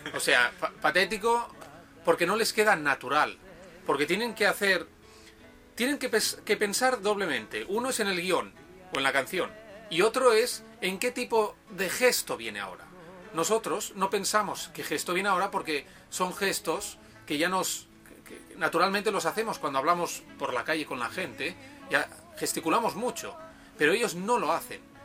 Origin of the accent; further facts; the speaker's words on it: Tarragona, Catalonia, Spain; moved away as an adult; also born or lived in Barcelona; now in Japan; he estado viviendo en Barcelona, pero soy de, de Tarragona, una ciudad que está a 40 minutos en coche de, de Barcelona